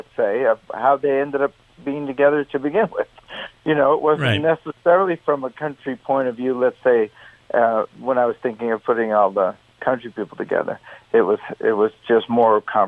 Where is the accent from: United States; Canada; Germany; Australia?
Canada; in Canada, politically, we also, we're big on American politics as well as Canadian